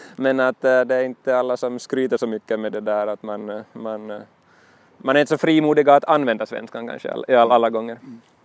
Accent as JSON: {"language": "Swedish", "town": "Nykarleby", "region": "Ostrobothnia", "country": "Finland", "tie": "born or raised there", "also_born_or_lived": "Pedersöre", "said": "Nykarleby i Österbotten är min hemort egentligen, jag, eller jag är född i Pedersöre"}